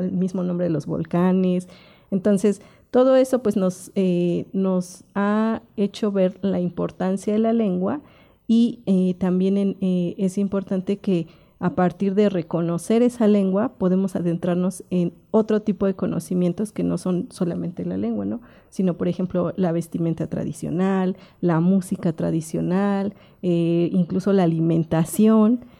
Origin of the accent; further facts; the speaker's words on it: Cuautlancingo, Puebla, Mexico; Yo soy de la localidad de Cuautlancingo